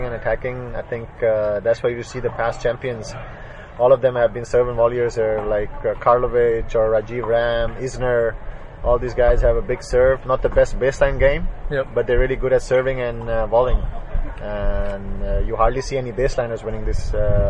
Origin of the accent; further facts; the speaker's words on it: Lahore, Punjab, Pakistan; I'm from Lahore, and 80% of our courts in Lahore are grass courts. I grew up on grass courts as well